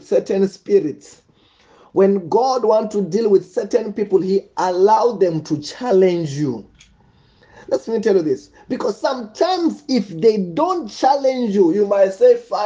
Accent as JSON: {"language": "English", "area": "Venda", "region": "Limpopo", "country": "South Africa", "tie": "born or raised there", "said": "Where I'm from Venda, witchcraft is very, very deep."}